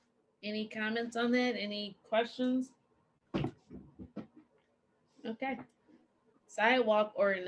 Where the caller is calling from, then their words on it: Lathrop Village, Michigan, United States; I am calling from Oakland County, Lathrop Village, Michigan